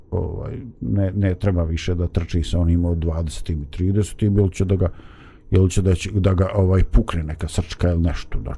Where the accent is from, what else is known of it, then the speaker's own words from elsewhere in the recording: Bosnia & Herzegovina; ovdje kod nas u Bosni